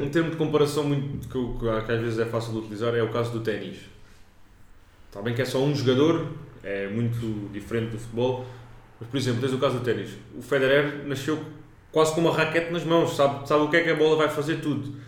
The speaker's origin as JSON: {"language": "Portuguese", "country": "Portugal", "said": "sou português"}